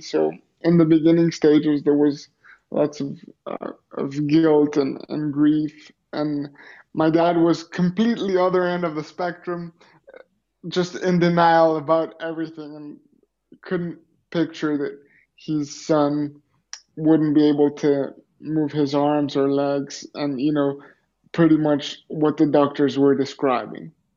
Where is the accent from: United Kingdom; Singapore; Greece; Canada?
Greece; also born or lived in Los Angeles, United States; I grew up in Greece and uh, lived in Greece until I was 17 years old